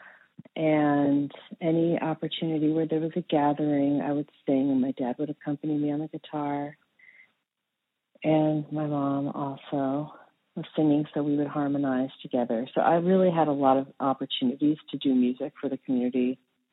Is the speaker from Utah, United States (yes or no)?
no; Seattle, Washington, United States; I am from Seattle, Washington. I was born and raised here, and I live here now